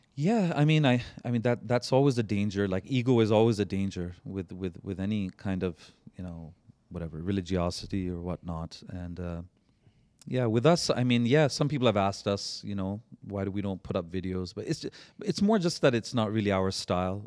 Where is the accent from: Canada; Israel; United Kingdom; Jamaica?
Canada; I'm that Canadian brother